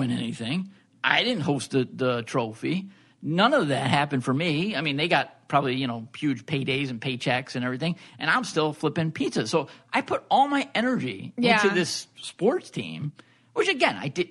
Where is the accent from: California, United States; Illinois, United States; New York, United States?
New York, United States; Merrick; I grew up on Long Island